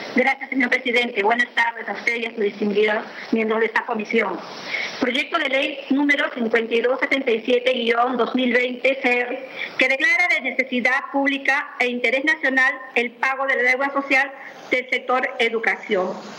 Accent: Peru; also born or lived in Cañete Province, Lima, Peru; todos los peruanos

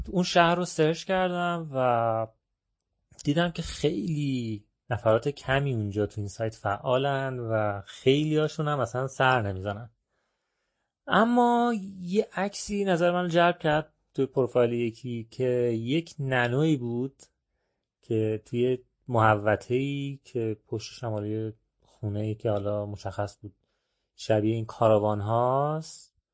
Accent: Iran; گفتم که نه والا من که اصلا چادر نیاوردم از ایران اومدم

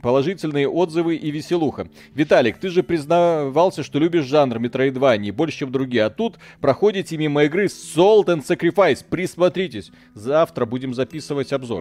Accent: Belarus; Приезжайте в Беларусь, у нас все тихо

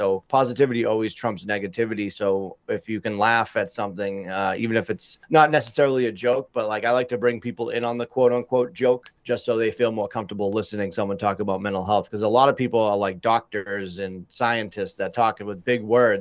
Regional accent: just south of Boston, Massachusetts, United States; I hail from Massachusetts, just south of Boston.

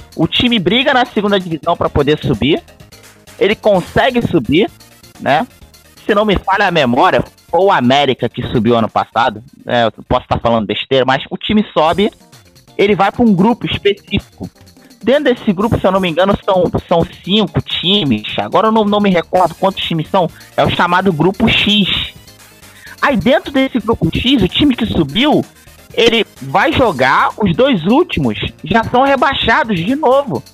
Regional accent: Rio de Janeiro, Brazil; Eu sou do Rio de Janeiro

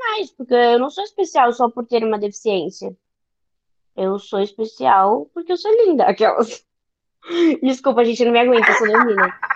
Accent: São Paulo, Brazil; eu sou de São Paulo, são Paulo capital

